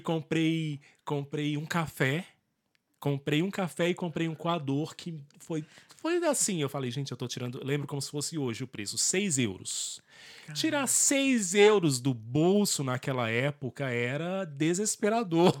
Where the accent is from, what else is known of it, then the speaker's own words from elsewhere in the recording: Brasília, Federal District, Brazil; now in Ireland; Eu sou de Brasília